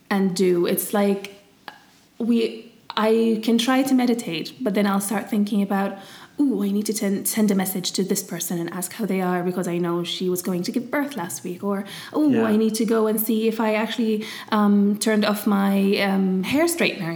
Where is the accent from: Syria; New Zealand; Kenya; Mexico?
Syria; moved away; also born or lived in England; me growing up in Syria